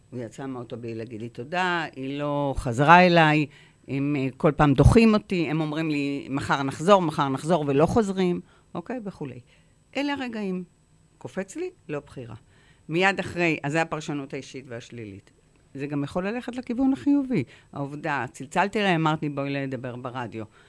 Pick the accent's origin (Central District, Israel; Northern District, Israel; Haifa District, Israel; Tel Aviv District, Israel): Haifa District, Israel; Haifa; נולדתי בחיפה